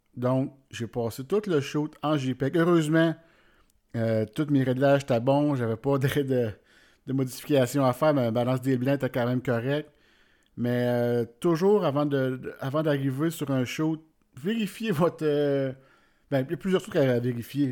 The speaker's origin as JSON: {"language": "French", "town": "Warwick", "region": "Quebec", "country": "Canada", "said": "je viens du centre du Québec, de Warwick précisément tout près de Victoriaville puis de Drummondville."}